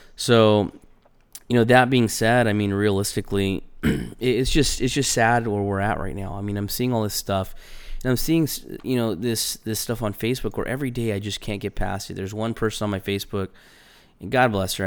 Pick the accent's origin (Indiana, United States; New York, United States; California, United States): California, United States; moved away; I grew up in California.